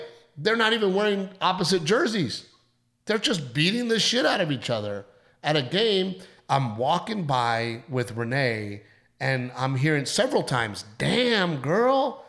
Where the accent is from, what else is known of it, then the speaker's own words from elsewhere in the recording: Texas, United States; I'm from Texas